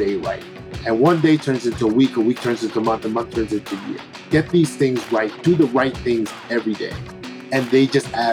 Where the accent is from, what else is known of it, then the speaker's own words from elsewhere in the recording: New York, United States; now in Westfield, New Jersey, United States; I am a New Yorker, born and raised.